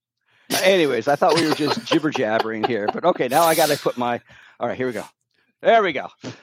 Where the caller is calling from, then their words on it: Palo Alto, California, United States; I'm in the Bay Area, the Palo Alto, Menlo Park area near Stanford.